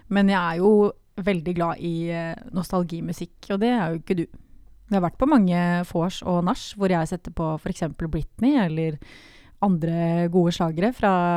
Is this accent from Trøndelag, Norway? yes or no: no; Grimstad, Agder, Norway; jeg er fra Grimstad. Det er viktig å få fram. Yeah. Fra Homborsund, et bitte lite sted.